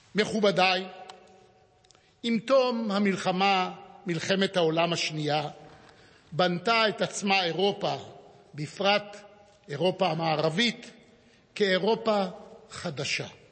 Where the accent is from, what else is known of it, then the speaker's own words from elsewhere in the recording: Jerusalem, Jerusalem District, Israel; נולדתי בירושלים בספטמבר 1939